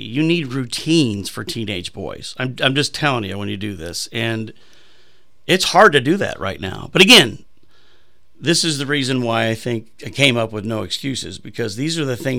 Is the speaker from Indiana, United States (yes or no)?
yes; Mishawaka, Indiana, United States; as a kid growing up in Mishawaka, Indiana, or as a Navy brat with a man that was in the Navy, and we moved around like I did as a kid.